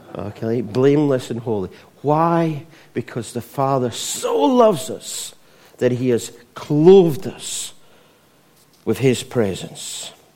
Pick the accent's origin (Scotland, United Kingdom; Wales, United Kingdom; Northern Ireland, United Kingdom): Scotland, United Kingdom; not as Scottish as, as me